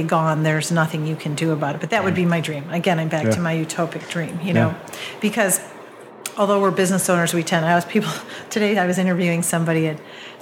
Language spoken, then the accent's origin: English; Wisconsin, United States; moved away as an adult; also born or lived in Oahu, Hawaii / Colorado; now in Central Oregon, United States; growing up in Wisconsin